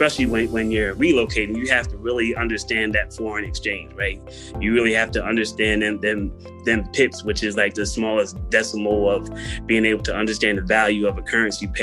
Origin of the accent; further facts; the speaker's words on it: Pottstown, Pennsylvania, United States; moved away as an adult; now in Prague, Czechia; I'm from Pottstown